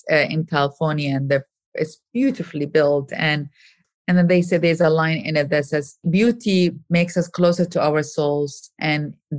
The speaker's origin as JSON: {"language": "English", "town": "Baghdad", "region": "Baghdad Governorate", "country": "Iraq", "tie": "born or raised there", "moved": "as an adult", "lives_now": "United States", "said": "I am a woman from Iraq, was born and raised in Baghdad, Iraq. I came to America when I was 19, 20 years old"}